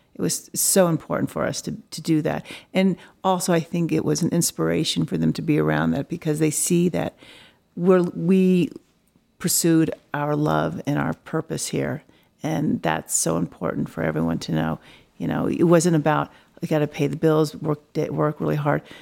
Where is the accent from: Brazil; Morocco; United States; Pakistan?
United States; Dallas, Texas; also born or lived in Los Angeles / New York; now in Colorado, United States; I was raised in Dallas, but Colorado is my home